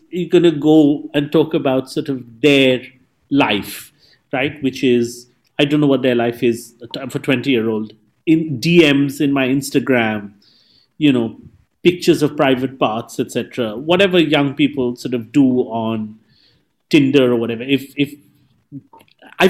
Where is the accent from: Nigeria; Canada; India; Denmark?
India; Mumbai, Maharashtra; English is a second language; moved away; I'm from Mumbai